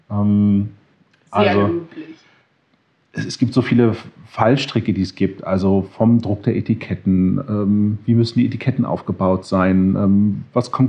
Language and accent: German; Connecticut, United States; moved away; also born or lived in Berlin, Germany / Sri Lanka / Los Angeles, United States; Also geboren in Berlin, aufgewachsen in den USA, in Connecticut, zurückgekommen nach Berlin, nach Westdeutschland, zurückgekommen nach Berlin, nach Sri Lanka für ein paar Jahre, zurückgekommen nach Berlin, lange in Berlin, nach Los Angeles gezogen